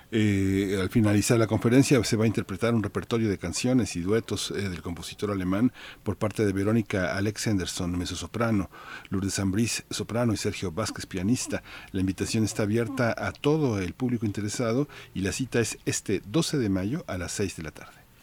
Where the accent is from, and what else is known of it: Mexico